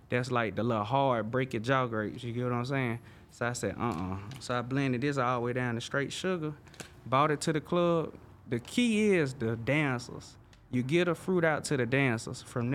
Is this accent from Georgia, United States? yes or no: no; Alabama, United States; moved away; I'm from Alabama